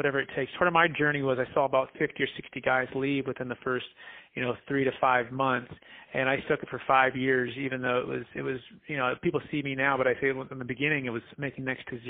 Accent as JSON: {"language": "English", "town": "Fremont", "region": "California", "country": "United States", "tie": "born or raised there", "said": "I grew up in the Bay Area, Mission, San Jose, Fremont, in California"}